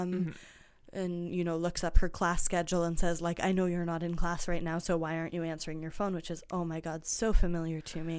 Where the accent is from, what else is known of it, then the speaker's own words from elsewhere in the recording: Cambridge, Massachusetts, United States; I grew up in Cambridge and I actually spent a lot of time on the MIT campus